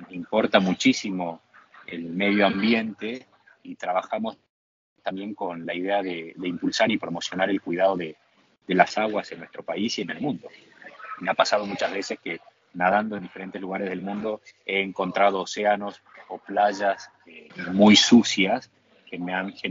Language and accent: Spanish; Argentina; Mi objetivo principal como nadador y como argentino es tratar de ayudar a otros, a otros jóvenes eh, argentinos a acceder a este deporte.